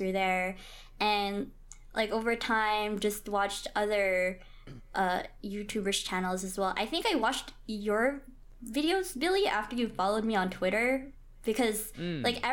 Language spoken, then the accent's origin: English; Philippines; I'm Filipino